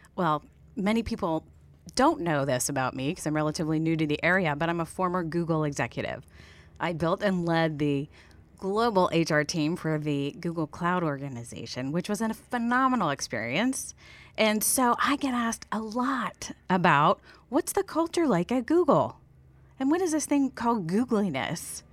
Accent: Steubenville, Ohio, United States; moved away as an adult; also born or lived in Columbus, Ohio; originally from Ohio, born and raised in … hometown

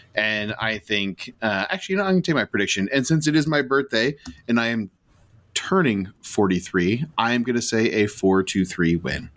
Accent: United States; I'm American

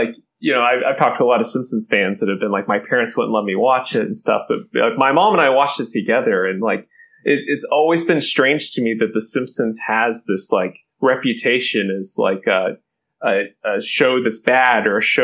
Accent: Kentucky, United States; I'm originally from Kentucky, grew up in a small town in Kentucky

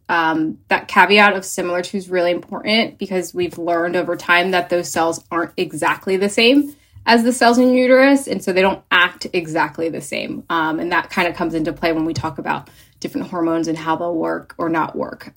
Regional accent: New Jersey, United States; moved away as an adult; also born or lived in Philadelphia; now in Los Angeles, United States; I am originally from New Jersey.

